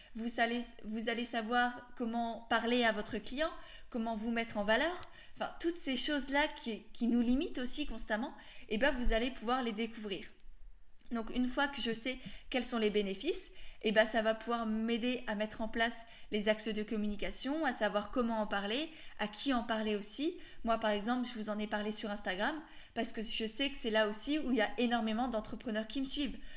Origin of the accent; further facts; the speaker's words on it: Alsace, Grand Est, France; je viens d'Alsace